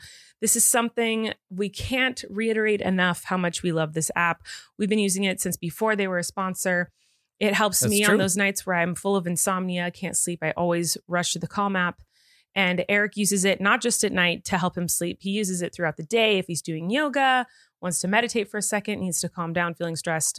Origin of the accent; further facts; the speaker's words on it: California, United States; As a Californian, that is my take.